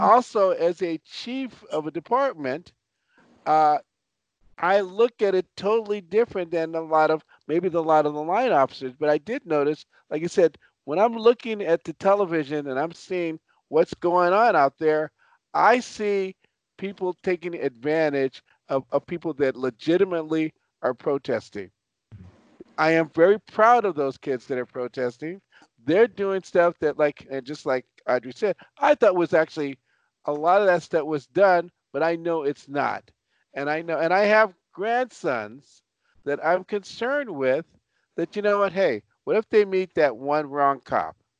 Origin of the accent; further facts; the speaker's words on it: Los Angeles, California, United States; also born or lived in Chicago; I was born in Chicago, raised in Los Angeles.